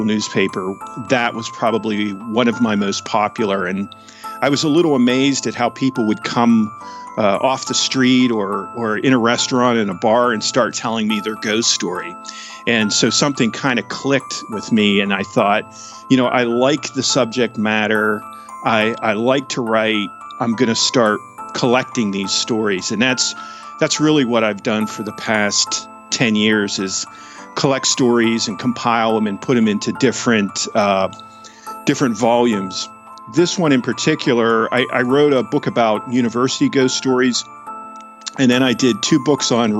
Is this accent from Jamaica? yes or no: no; Tyrone, Pennsylvania, United States; I'm from a town called Tyrone, Pennsylvania